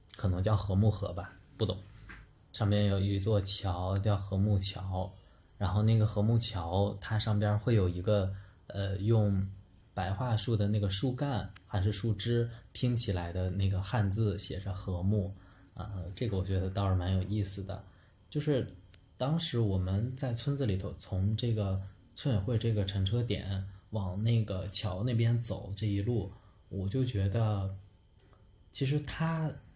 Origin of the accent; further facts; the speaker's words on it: Beijing, China; 因为他问我们是从哪里来的，然后他说他自己都没去过北京。